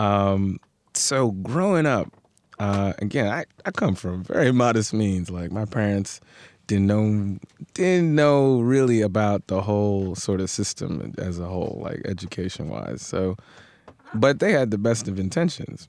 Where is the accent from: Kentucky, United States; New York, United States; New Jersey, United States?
New York, United States; New York City; also born or lived in Brooklyn; I grew up in Queens, Elmhurst, man, Elmhurst